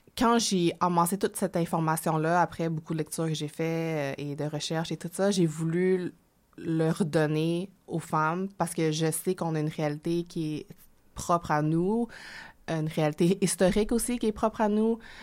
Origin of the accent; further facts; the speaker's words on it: Quebec, Canada; accent: Quebec French; also born or lived in Hong Kong; je suis née à Hong Kong, en Chine, et je suis venue au Canada lorsque j'avais 6 ans